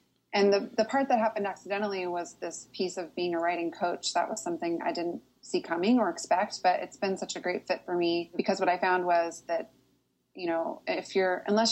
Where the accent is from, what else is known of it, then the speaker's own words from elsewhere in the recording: Portland, Oregon, United States; now in Nashville, United States; I grew up in Portland